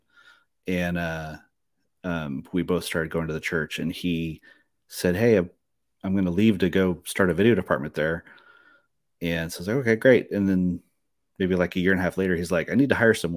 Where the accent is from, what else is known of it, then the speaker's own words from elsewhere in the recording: Mississippi, United States; moved away; I was from Mississippi, from Mississippi originally. So very Southern Baptist upbringing